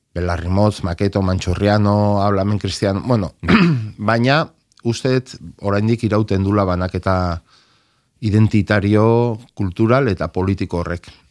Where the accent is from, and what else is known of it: Basque Country, Spain; Basque is a second language